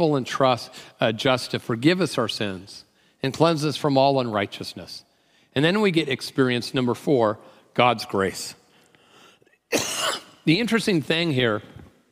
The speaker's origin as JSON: {"language": "English", "town": "Tacoma", "region": "Washington", "country": "United States", "said": "I'm from Tacoma"}